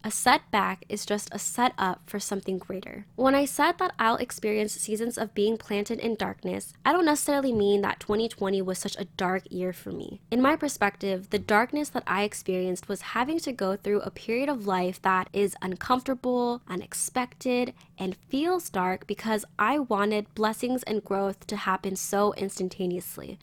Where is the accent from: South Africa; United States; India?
United States; San Diego, California; I gained more of an appreciation of my hometown through the community